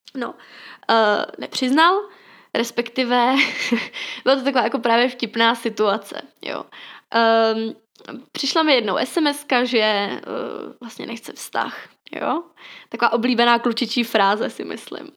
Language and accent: Czech; Ostrava, Moravian-Silesian Region, Czechia; jsem z Ostravy